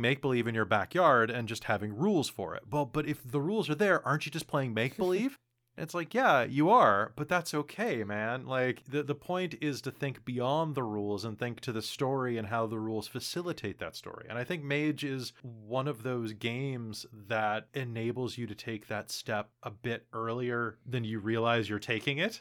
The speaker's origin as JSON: {"language": "English", "country": "United States", "moved": "yes", "lives_now": "Canada", "said": "I'm American personally, even though I live in Canada"}